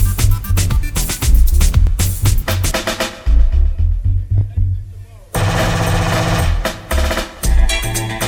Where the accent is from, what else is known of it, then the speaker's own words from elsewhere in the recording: Jamaica; accent: Jamaican; I'm not American, I can't speak American. I'ma try my best, but I'ma give it a straight Jamaican shit